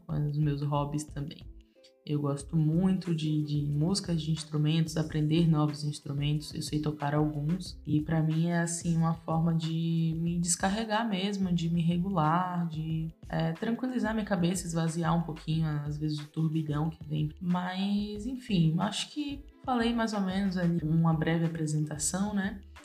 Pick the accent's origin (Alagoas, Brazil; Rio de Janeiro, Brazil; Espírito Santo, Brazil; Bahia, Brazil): Bahia, Brazil; Salvador; nasci e cresci em Salvador, amo a minha cidade, amo o meu lugar no mundo, que é aqui